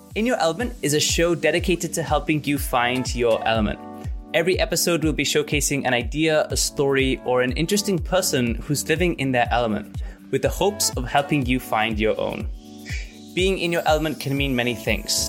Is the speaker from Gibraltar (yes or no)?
yes; Gibraltar; I'm from Gibraltar